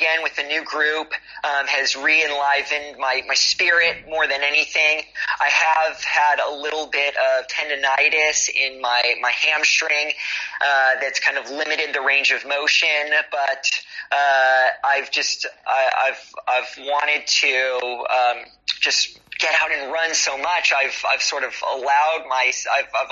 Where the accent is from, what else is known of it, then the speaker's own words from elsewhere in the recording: Los Angeles, California, United States; moved away as an adult; also born or lived in Australia; now in Berlin, Germany; Growing up in Los Angeles